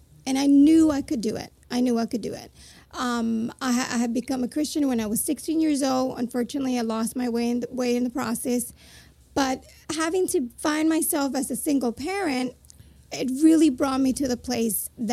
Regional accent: Puerto Rico; moved away as an adult; also born or lived in New Jersey, United States; now in Florida, United States; my parents moved to the United States from Puerto Rico, and I was born in New Jersey. At the age of four, my parents moved to Puerto Rico, back to Puerto Rico

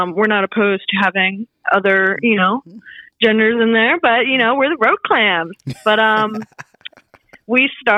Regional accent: Wilmington, Delaware, United States; now in Brooklyn, New York, United States; So originally, I am from Wilmington, Delaware. Represent small little state. Not much going on there. But I currently live in Brooklyn, New York, right in Bushwick

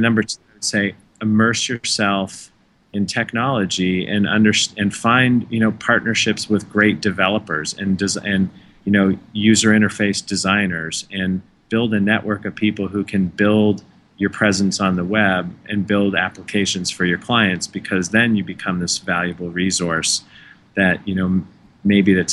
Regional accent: Canada; now in United States; I am Canadian

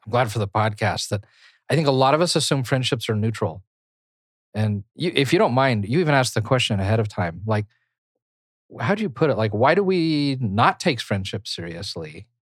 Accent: United States

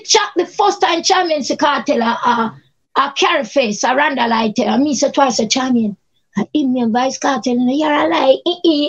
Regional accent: Cape Town, Western Cape, South Africa; Me and Charmian stand up and mind our own business. We are from Cape Town.

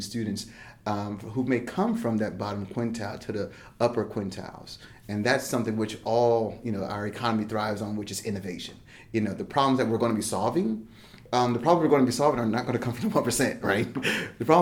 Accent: Plainfield, New Jersey, United States; also born or lived in Piscataway, New Jersey; now in Charlotte, United States; I grew up in small town Plainfield, New Jersey

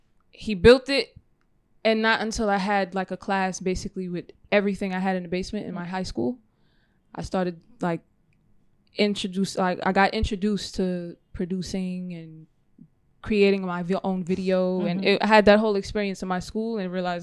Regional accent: New York, United States; I'm from New York. That's why you hear the foreign accent

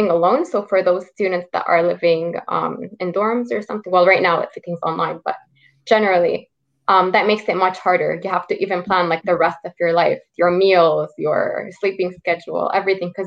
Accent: Quebec, Canada; born there; Well, I was born in Quebec, so um, people born in Quebec get like special rate in university.

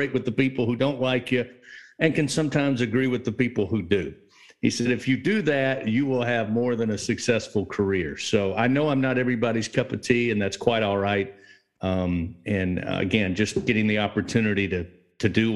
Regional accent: Hindman, Kentucky, United States; now in Louisiana, United States; growing up in Hinman, Kentucky, population 700

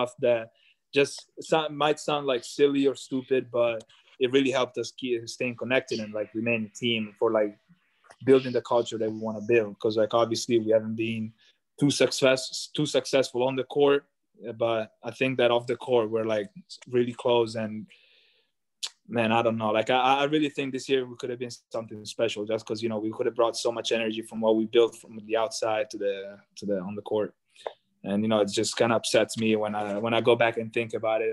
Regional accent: Italy; born or raised there; moved away as an adult; also born or lived in Cremona

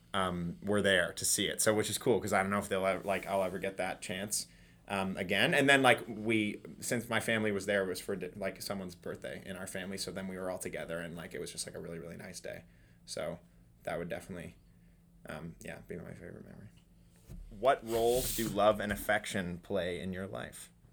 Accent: Toronto, Ontario, Canada; moved away as an adult; now in Kingston, Canada; I'm also from Toronto

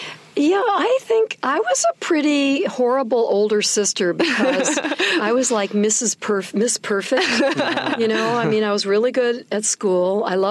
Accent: Connecticut, United States; also born or lived in Buffalo, New York; But then I was born in New York, and I grew up. I grew up in Buffalo, New York, when I was really a little kid, and then we moved to Connecticut. Mm-hmm. And so I went to junior high and high school in Connecticut.

